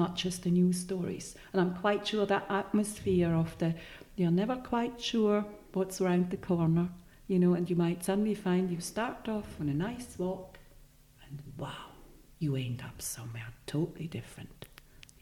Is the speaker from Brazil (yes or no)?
no; Switzerland; first language Swiss German; English is a second language; moved away; also born or lived in Edinburgh; I have an accent and English is not my native tongue. Swiss German, I speak Swiss German.